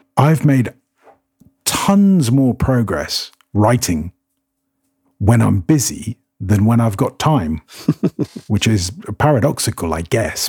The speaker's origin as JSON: {"language": "English", "country": "United Kingdom", "moved": "as an adult", "lives_now": "Cyprus", "said": "I'm British, um, by which I mean all of it. Um, I'm part Scots, part Irish, part Welsh, and part English"}